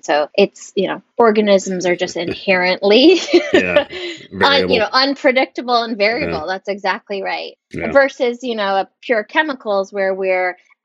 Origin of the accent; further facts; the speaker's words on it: Big Island of Hawaii, United States; I'm from the Big Island of Hawaii.